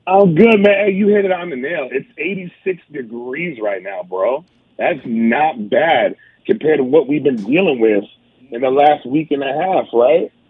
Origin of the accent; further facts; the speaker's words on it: Southern California, United States; now in Las Vegas, United States; growing up in Southern California